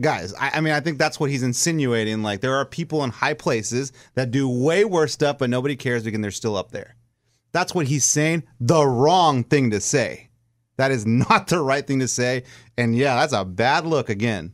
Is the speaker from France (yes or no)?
no; South Texas, United States; I am Mexican. I am from South Texas. I grew up in a Cowboys household